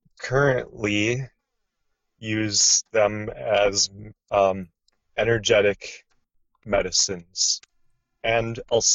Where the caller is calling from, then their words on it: Oregon, United States; Southern Oregon, and it's super nice out here today.